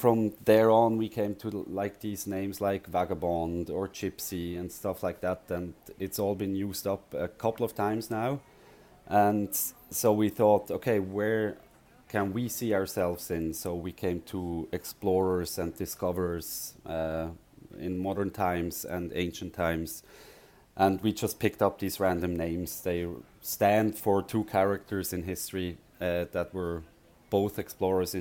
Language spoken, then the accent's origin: English; Frenkendorf, Basel-Landschaft, Switzerland; I grew up around Basel, so not far from Basel on the countryside, Frankendorf.